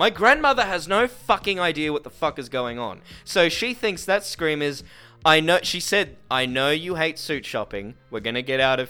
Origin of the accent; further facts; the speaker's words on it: Newcastle, New South Wales, Australia; now in Sydney, Australia; I'm not from Sydney originally. I'm from Newcastle